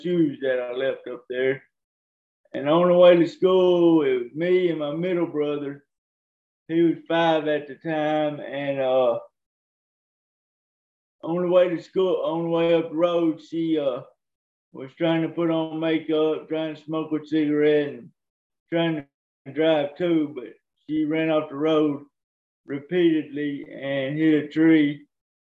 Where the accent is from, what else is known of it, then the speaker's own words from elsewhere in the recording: Cottondale, Alabama, United States; also born or lived in Tuscaloosa, Alabama; Raised in Alabama, in Cottondale, Alabama